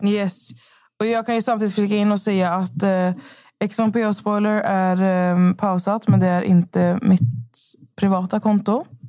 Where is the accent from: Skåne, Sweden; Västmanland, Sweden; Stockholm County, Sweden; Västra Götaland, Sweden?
Västra Götaland, Sweden; Skövde; moved away; Jag var ju hemma i Skövde i fyra dagar